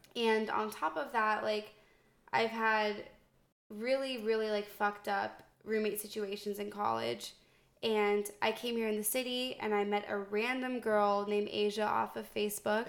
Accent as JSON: {"language": "English", "region": "Northern Virginia", "country": "United States", "moved": "as an adult", "said": "I'm from Northern Virginia"}